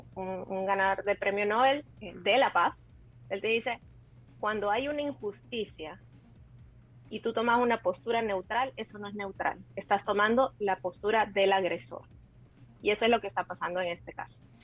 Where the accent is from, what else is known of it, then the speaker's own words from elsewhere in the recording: El Salvador; como, como, como salvadoreños